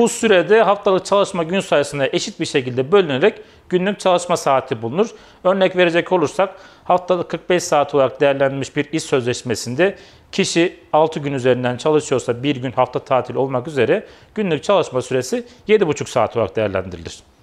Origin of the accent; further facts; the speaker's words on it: Kayseri Province, Turkey; 1982 Kayseri doğumluyum.